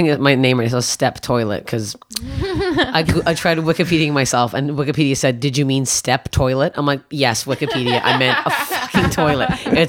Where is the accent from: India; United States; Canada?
Canada; as a Canadian.